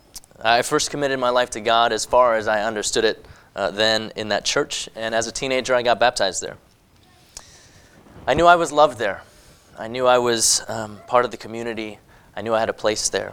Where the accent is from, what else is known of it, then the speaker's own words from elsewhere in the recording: Hong Kong; moved away; I was born in Hong Kong. I grew up there